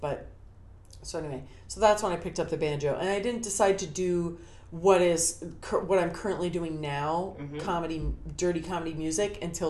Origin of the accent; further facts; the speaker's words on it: Yorba Linda, California, United States; moved away as an adult; now in New York, United States; I grew up in Yorba Linda, which now is the area that the OC, I told you this in the messaging, the OC Register, our like hometown paper, calls that area Trump land.